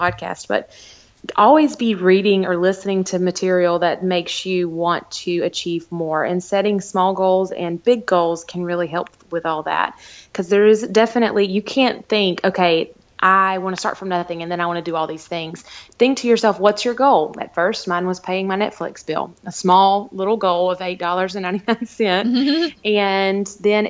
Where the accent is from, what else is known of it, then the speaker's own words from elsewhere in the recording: the South, United States; I'm from the South